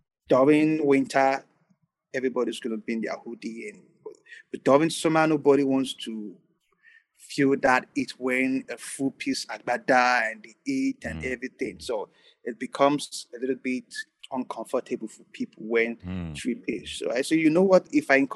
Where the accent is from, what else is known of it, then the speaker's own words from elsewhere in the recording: Nigeria; I'm not going to generalize all the African. I'm just a Nigerian client.